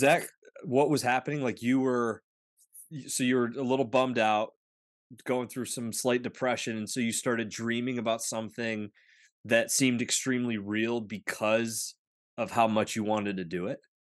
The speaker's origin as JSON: {"language": "English", "region": "northwestern Pennsylvania", "country": "United States", "tie": "born or raised there", "also_born_or_lived": "Butler County, Pennsylvania", "said": "I grew up in the northwestern part of Pennsylvania, I live in Butler County now, just north of Pittsburgh"}